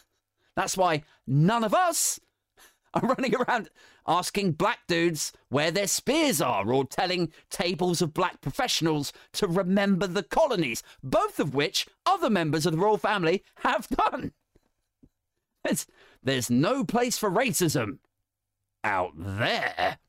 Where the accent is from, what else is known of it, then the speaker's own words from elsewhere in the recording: the Home Counties, South East England, United Kingdom; I'm a white guy from the home county